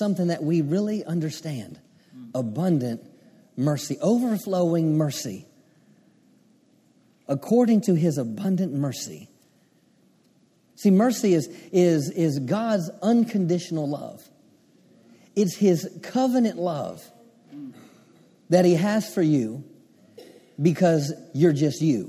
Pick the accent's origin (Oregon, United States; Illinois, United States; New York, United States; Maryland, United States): Maryland, United States; I grew up on the Chesapeake Bay, grew up on the water in Maryland